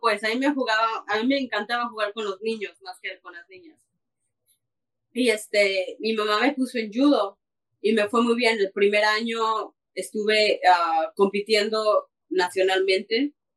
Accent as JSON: {"language": "Spanish", "country": "Mexico", "moved": "yes", "lives_now": "Canada", "said": "soy mexicana, vivo en Canadá, pero de corazón colorado"}